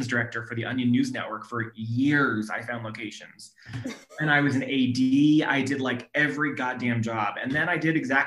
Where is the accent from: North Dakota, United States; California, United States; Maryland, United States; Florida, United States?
California, United States; Sacramento; also born or lived in Orange County, California; I grew up in Sacramento, and I went to school at UC Irvine in Orange County